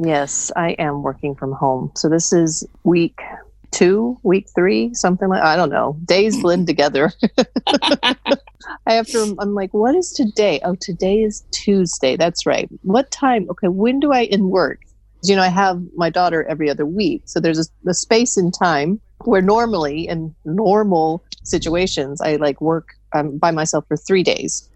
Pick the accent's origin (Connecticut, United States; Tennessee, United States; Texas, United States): Texas, United States; we're from Texas